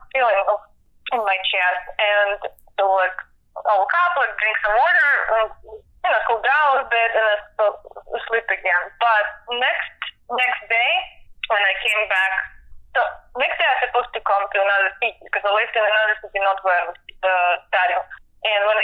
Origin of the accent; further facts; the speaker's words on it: Siberia, Russia; English is a second language; moved away as an adult; also born or lived in Germany; now in Atlanta, United States; I'm from Russia, right? I never heard about …. You know, like, I'm from far away, from Siberia